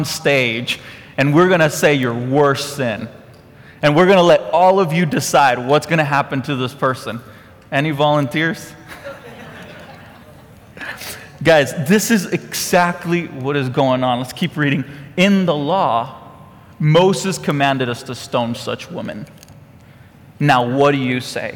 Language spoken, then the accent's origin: English; Costa Rica; now in Conroe, United States; I'm from Costa Rica.